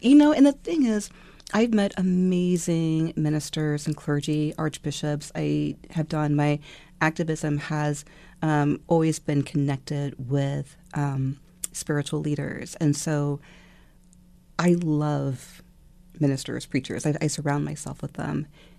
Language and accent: English; Virginia, United States; also born or lived in Japan; In Northern Virginia and Japan.